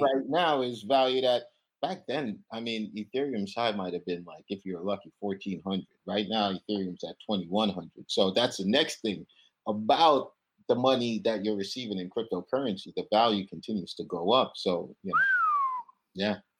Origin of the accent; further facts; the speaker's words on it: Kingston, Jamaica; moved away as an adult; now in United States; I'm from Kingston, Jamaica originally